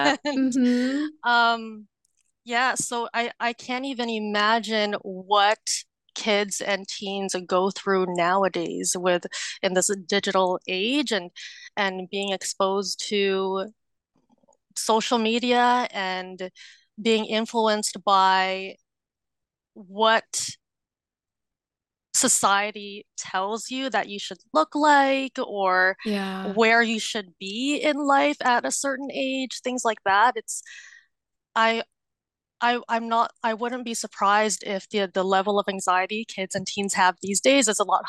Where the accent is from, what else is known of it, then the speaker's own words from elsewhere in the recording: Philippines; And we are Filipino, and so we have these huge celebrations when we turn 18. It's called a debut.